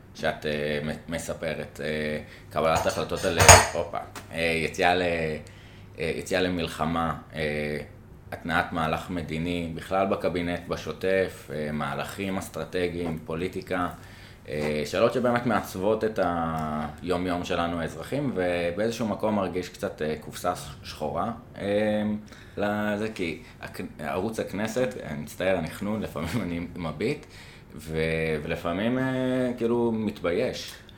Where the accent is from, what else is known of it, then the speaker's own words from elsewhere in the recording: Jerusalem, Jerusalem District, Israel; now in Tel Aviv, Israel; אני כירושלמי אה, מיליטנטי